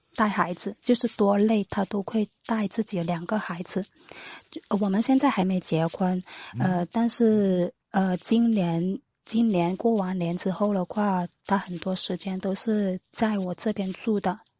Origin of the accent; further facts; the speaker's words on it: Foshan, Guangdong, China; 我是广东佛山的